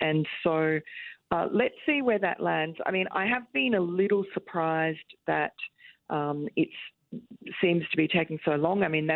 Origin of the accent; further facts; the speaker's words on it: Queens, New York, United States; born there; accent: Queens; I was born in Jamaica, Queens.